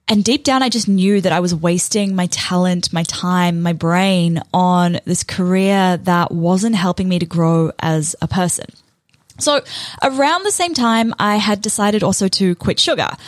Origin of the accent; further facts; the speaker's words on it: New Zealand; moved away as an adult; now in Australia; I moved to Australia from New Zealand and I landed what I thought was my dream job working for a pretty good company.